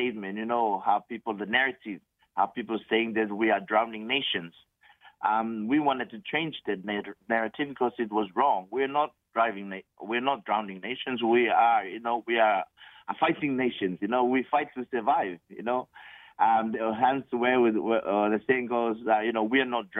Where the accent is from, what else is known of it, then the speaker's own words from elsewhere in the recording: Tokelau; moved away as an adult; also born or lived in Germany; now in Samoa; I was born and raised in Tokelau in 1978